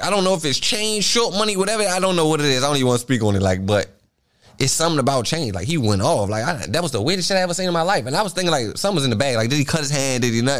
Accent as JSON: {"language": "English", "town": "Washington", "region": "District of Columbia", "country": "United States", "said": "I'm from Washington, D.C. I got, like, cheat growing up."}